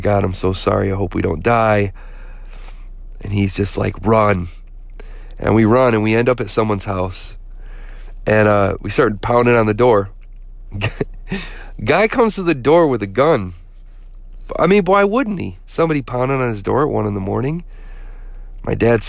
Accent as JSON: {"language": "English", "town": "Flint", "region": "Michigan", "country": "United States", "tie": "born or raised there", "said": "growing up in Flint"}